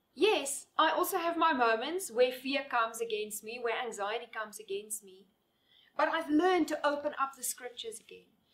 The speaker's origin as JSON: {"language": "English", "country": "South Africa", "moved": "yes", "lives_now": "Namibia", "said": "I'm living here in Namibia now, but my passport still says that I'm a South African citizen."}